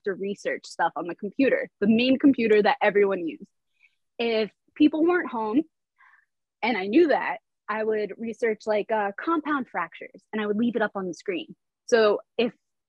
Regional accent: East Coast, United States; now in Los Angeles, United States; I'm from the East Coast. So I grew up going to New York.

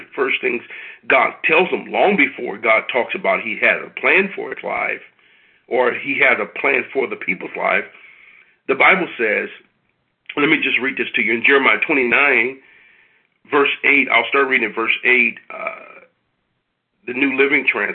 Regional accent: United States; those of us who were born here

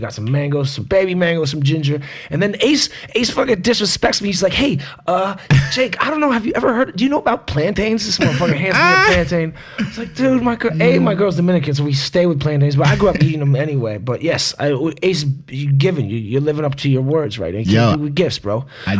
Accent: St. Kitts & Nevis; also born or lived in Jamaica; The islands where I grew up in Nevis and Jamaica, and Nevis eat plantains the same way.

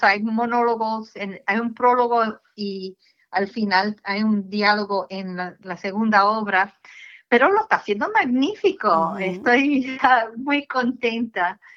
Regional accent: United States; Somos, hacemos como dos hermanas cubanas, porque yo soy cubana americana

